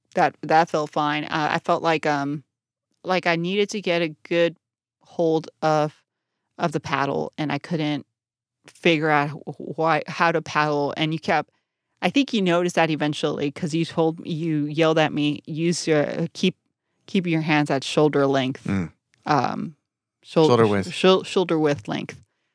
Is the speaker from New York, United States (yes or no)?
no; Brownsville, Texas, United States; I grew up at South in Brownsville, deep South Texas.